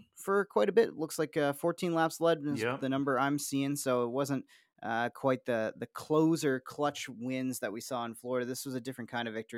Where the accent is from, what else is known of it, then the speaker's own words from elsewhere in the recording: Niagara Falls, Ontario, Canada; I grew up near Dorchester Road in Niagara Falls